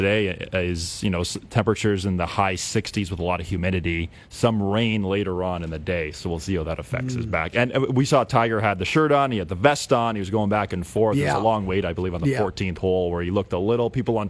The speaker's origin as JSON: {"language": "English", "country": "Canada", "said": "And then, obviously, us being Canadian."}